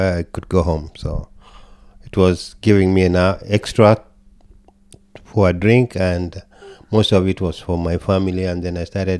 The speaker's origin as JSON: {"language": "English", "country": "Kenya", "tie": "born or raised there", "also_born_or_lived": "New York / New Jersey / Dallas, Texas / Minnesota", "moved": "yes", "lives_now": "United States", "said": "I come from Kenya, born and raised, immigrated to America"}